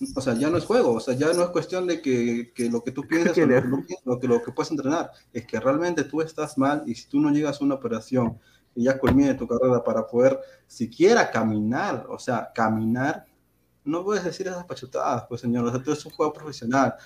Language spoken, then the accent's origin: Spanish; Peru